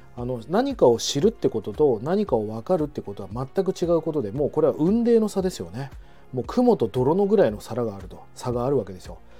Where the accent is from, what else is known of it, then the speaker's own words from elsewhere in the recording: Fukuoka, Japan; now in Tokyo, Japan; 福岡の実家なんでねもう今年はもう5回目ぐらいですかね年に56回は帰ってきてる